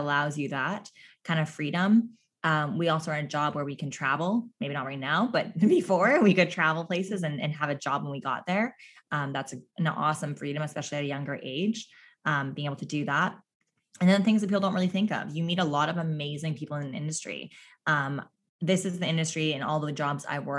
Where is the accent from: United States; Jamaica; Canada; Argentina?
Canada; Newfoundland and Labrador; accent: Newfie; There's my newfie accent really coming